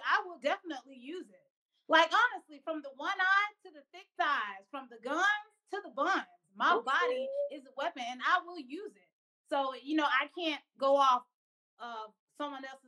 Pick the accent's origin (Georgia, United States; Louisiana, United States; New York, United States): Georgia, United States; Atlanta; growing up in Atlanta, Georgia, right in the South